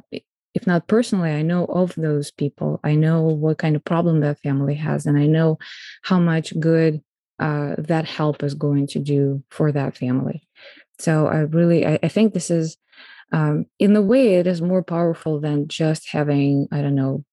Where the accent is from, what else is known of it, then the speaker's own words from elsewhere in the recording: Moscow, Russia; moved away as an adult; now in United States; I'm Russian and I was born in Moscow